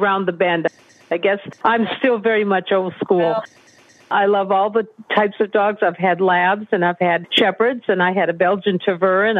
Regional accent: New England, United States; I'm born and bred in New England

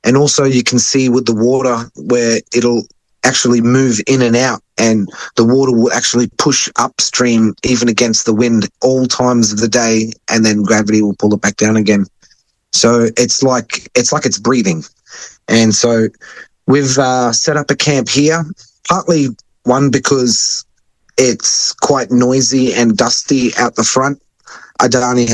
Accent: Wangan and Jagalingou country, central Queensland, Australia; I'm from Wanganjagalingu, which is in central Queensland, just off the coast of Mackay

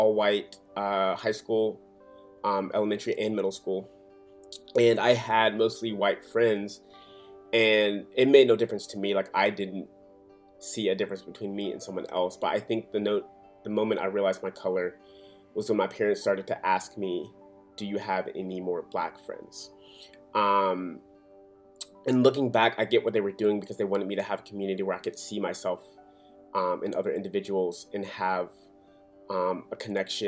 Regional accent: Atlanta, Georgia, United States; also born or lived in Birmingham, Alabama; I was born in Birmingham, Alabama, and I moved to Atlanta, Georgia when I was 3 years old, and that is where I was raised

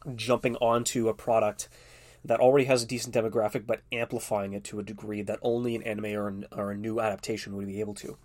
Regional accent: Canada; being Canadian

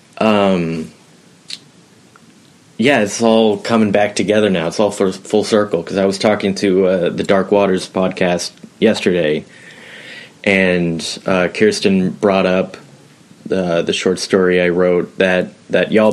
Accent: Portland, Oregon, United States; I'm from Portland, Oregon

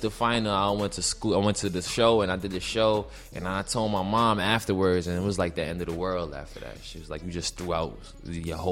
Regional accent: New York City, New York, United States; also born or lived in Queens; originally I was born in Brooklyn

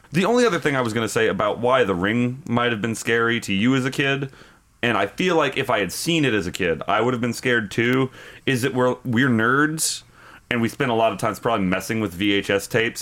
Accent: United States; as an American

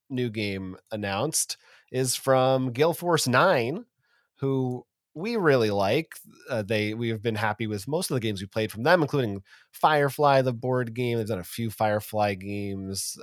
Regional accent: United States; as an American

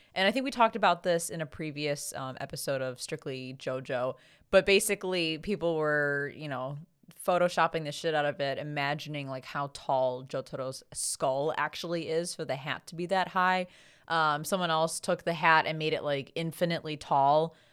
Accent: United States; as an American

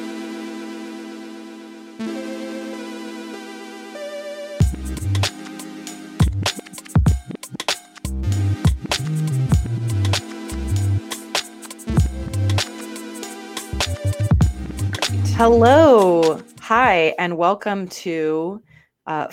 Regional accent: Guam; now in Atlanta, United States; I'm originally from Guam, a little island called Guam.

